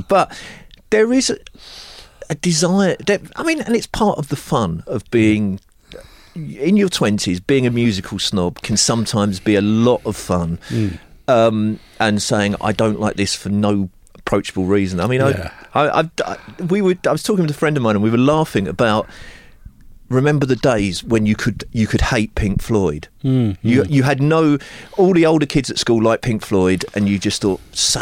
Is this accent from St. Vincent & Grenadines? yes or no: no; Epsom, South East England, United Kingdom; also born or lived in Glasgow; I was born in Glasgow, moved when I was five, grew up in Epsom